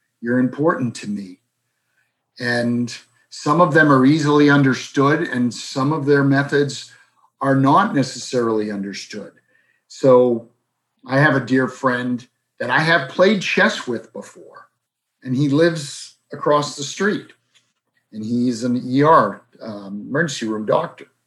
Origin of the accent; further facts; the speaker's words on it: Boston, Massachusetts, United States; a man who I grew up with in South Boston